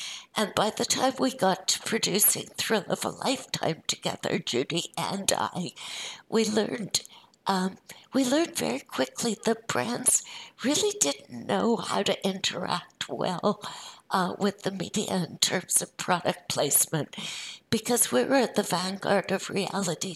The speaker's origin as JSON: {"language": "English", "town": "Montreal", "region": "Quebec", "country": "Canada", "tie": "born or raised there", "said": "I grew up in Montreal with Deborah as my sister in Montreal"}